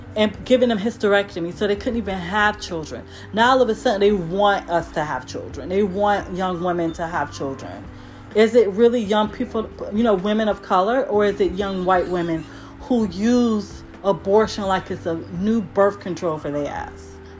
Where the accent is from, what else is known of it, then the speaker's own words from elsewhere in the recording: United States; we're American